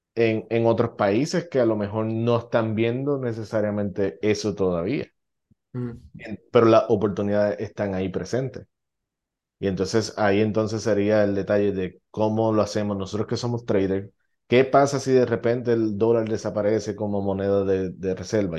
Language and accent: Spanish; Puerto Rico; now in United States; yo sé de Puerto Rico